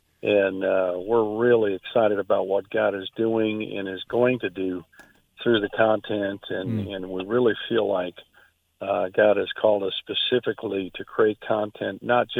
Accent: Minnesota, United States; now in Atlanta, United States; I'm originally from Minnesota, but I've been in Atlanta for almost 32 years now.

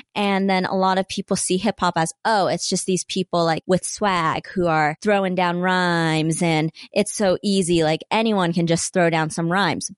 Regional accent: Salt Lake City, Utah, United States; I was born in Poplar Grove, which is right on the border of Glendale, still, like, West Side area. And then I eventually moved to Glendale

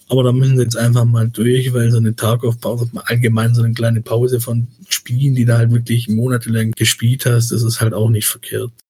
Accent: Baden-Württemberg, Germany; accent: Swabian; man hört meinen mein Dialekt dann schon manchmal noch durch, aber ich kann das einfach nicht, wenn mein Gegenüber kein Schwäbisch spricht. Ich kann dann nicht durchgehend Schwäbisch sprechen.

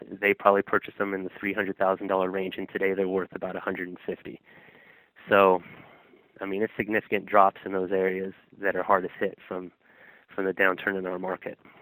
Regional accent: Sacramento, California, United States; the neighborhood that I grew up in in Sacramento

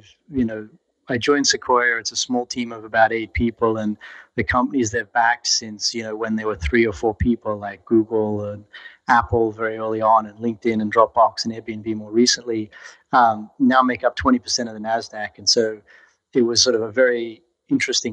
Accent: Brisbane, Queensland, Australia; moved away as an adult; also born or lived in Central Australia; now in San Francisco, United States; I grew up in Brisbane

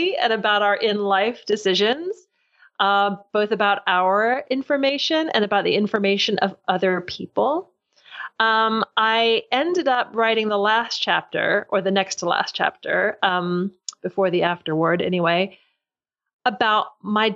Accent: Louisville, Kentucky, United States; now in London, United Kingdom; I do live in London, although I'm originally from Louisville, Kentucky.

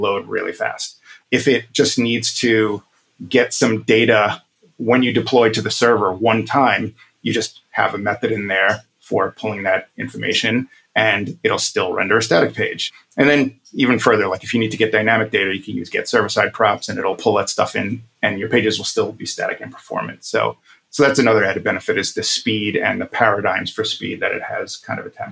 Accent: New York City, New York, United States; also born or lived in Brooklyn, New York; I've lived in Brooklyn for 10 years, but I grew up in Queens

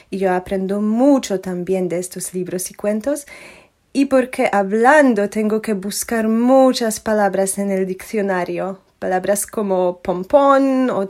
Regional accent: Poland; Spanish is a second language; vivo en Polonia, como Paco, ¿no? Pero soy polaca, original.

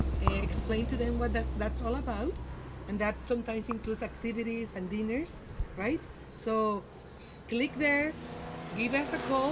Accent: Mexico; accent: Mexican; Voyage, with my Mexican accent.

